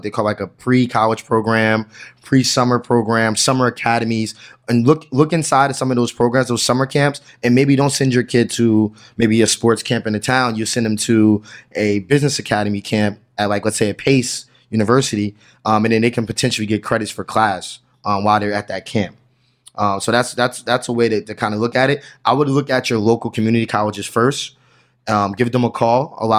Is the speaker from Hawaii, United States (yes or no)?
no; New Jersey, United States; I just know that particular because I'm from New Jersey